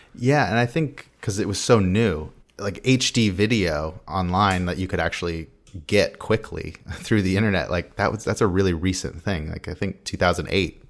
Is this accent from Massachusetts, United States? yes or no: no; San Diego, California, United States; I'm from San Diego